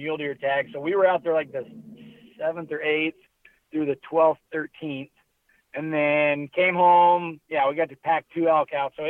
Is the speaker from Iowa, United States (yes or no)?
yes; Keokuk, Iowa, United States; now in Iowa City, United States; I grew up in Keokuk, so very far southeast, and then now me and you both live Iowa City, Cedar Rapids